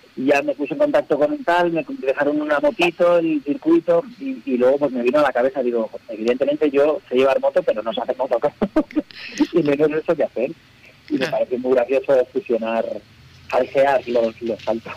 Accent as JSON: {"language": "Spanish", "town": "Alicante", "region": "Valencian Community", "country": "Spain", "moved": "yes", "lives_now": "Madrid, Spain", "said": "yo vivo en Madrid, en la sierra, en la montaña, pero vengo de Alicante"}